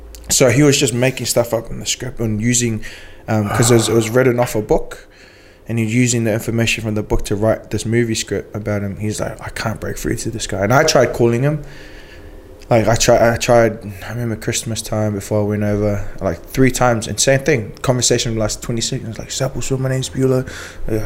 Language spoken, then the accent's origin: English; New Zealand; accent: New Zealander; I forgot how to speak New Zealander.